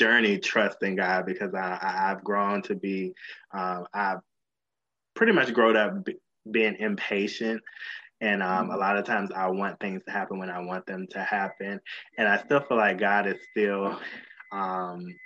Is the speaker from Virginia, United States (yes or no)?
yes; Virginia, United States; moved away as an adult; also born or lived in Washington, D.C. / Los Angeles; I was born in Washington, D.C., raised in Virginia